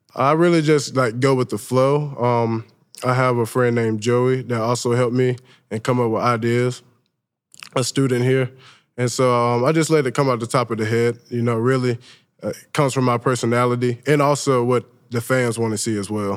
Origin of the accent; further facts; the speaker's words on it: Saraland, Alabama, United States; moved away as an adult; also born or lived in Mobile, Alabama / Southern California / East Tennessee; now in Knoxville, United States; Growing up in Mobile, Alabama